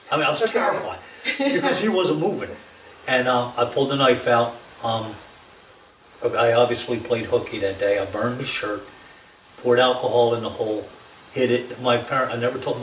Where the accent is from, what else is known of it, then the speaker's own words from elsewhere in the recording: Ewing Township, New Jersey, United States; I grew up in Ewing Township in uh, New Jersey.